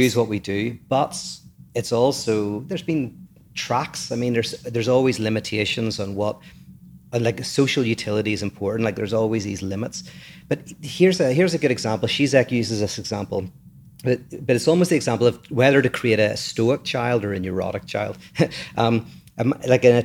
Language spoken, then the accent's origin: English; Northern Ireland, United Kingdom; I grew up in Northern Ireland